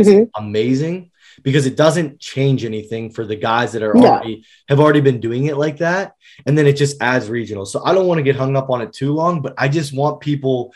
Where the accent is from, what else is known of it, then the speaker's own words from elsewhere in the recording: Pennsylvania, United States; we're from Pennsylvania